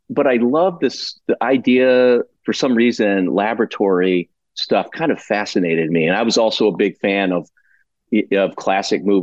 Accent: St. Louis, Missouri, United States; moved away as an adult; also born or lived in Santa Barbara, California; now in Monterey Bay, United States; in St. Louis, St. Louis, Missouri.

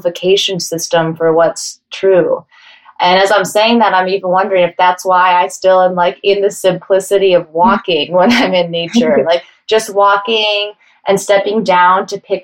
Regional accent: Denver, Colorado, United States; now in New York, United States; I grew up in Denver, Colorado

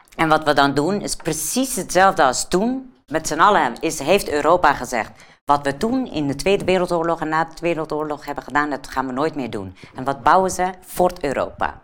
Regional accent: Afghanistan; moved away; ik kom zelf uit Afghanistan

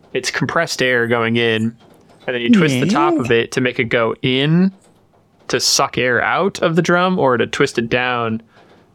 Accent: Nebraska, United States; near my hometown, in Nebraska.

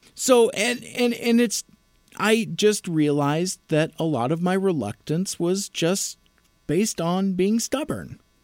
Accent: Federal Way, Washington, United States; my hometown of Federal Way

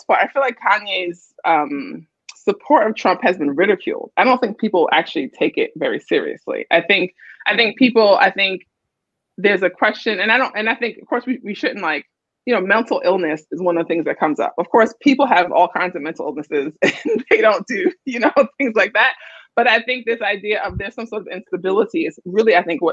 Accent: New York City, New York, United States; I grew up in Brooklyn in a single parent household

